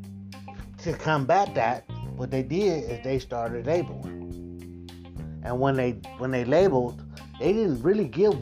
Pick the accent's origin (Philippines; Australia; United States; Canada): United States; growing up in America